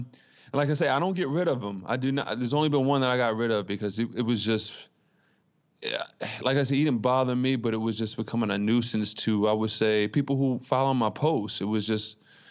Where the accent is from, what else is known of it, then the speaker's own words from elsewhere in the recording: Baltimore, Maryland, United States; I'm from Baltimore, Maryland